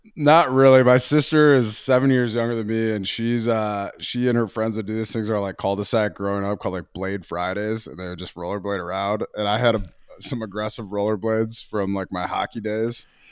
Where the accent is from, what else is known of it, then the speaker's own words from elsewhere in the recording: Minnesota, United States; I was a hockey guy growing up, actually, in Minnesota.